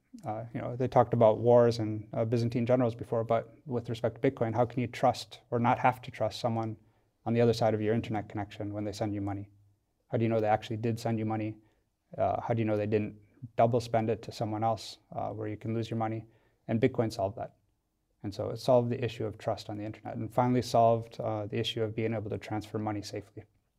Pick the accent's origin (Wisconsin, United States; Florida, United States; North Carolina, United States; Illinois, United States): Wisconsin, United States; now in Switzerland; So yeah, I'm not Swiss. I'm originally from America, grew up in Wisconsin.